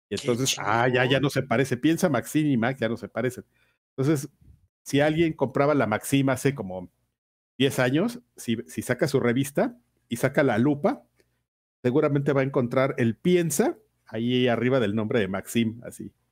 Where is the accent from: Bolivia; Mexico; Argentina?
Mexico; Porque somos mexicanos, güey, y somos bien gandallas, así.